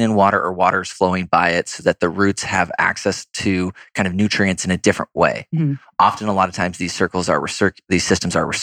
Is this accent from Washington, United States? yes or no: yes; Seattle, Washington, United States; moved away; I grew up in Seattle